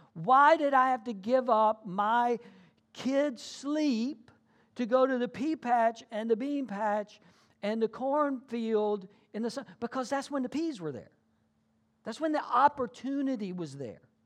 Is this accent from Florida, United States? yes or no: no; South Georgia, United States; I grew up in South Georgia